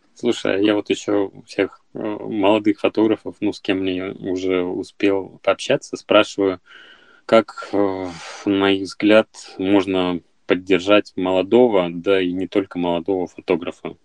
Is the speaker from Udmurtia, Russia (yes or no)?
yes; Izhevsk, Udmurtia, Russia; я сам родом из Ижевска